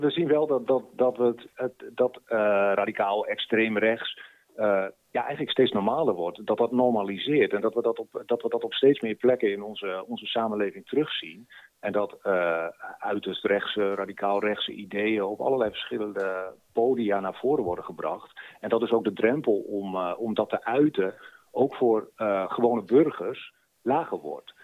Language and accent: Dutch; Groningen, Netherlands; als Groninger